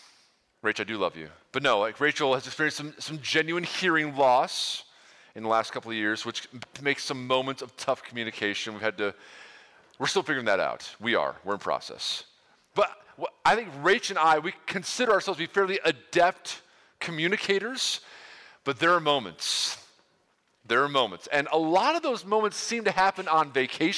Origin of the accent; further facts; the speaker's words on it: New York, United States; now in Ohio, United States; I'm from New York originally